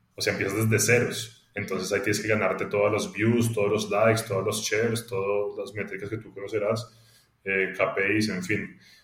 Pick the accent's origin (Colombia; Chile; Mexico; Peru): Colombia; yo crecí en Colombia